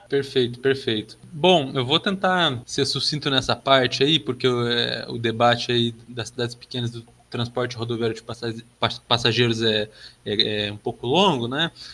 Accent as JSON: {"language": "Portuguese", "town": "Passo Fundo", "region": "Rio Grande do Sul", "country": "Brazil", "tie": "born or raised there", "moved": "yes", "lives_now": "Santa Catarina, Brazil", "said": "sou natural de Passo Fundo"}